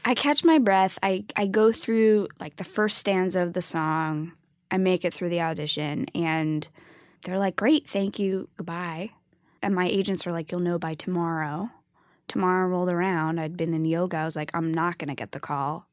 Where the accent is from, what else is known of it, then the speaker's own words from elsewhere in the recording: New York City, New York, United States; I grew up in New York and, you know, my parents, you know, took me to Broadway all the time.